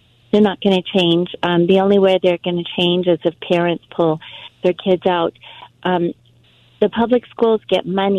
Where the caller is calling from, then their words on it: Los Angeles, California, United States; I'm calling from Los Angeles.